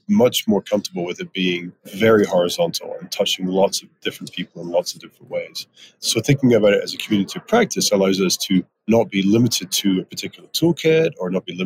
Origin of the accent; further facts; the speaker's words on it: Edinburgh, Scotland, United Kingdom; moved away as an adult; also born or lived in Aberdeen; now in Prince George, Canada; I grew up in Edinburgh, studied in Aberdeen